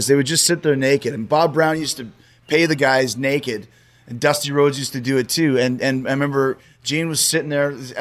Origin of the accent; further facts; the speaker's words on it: Winnipeg, Manitoba, Canada; my hometown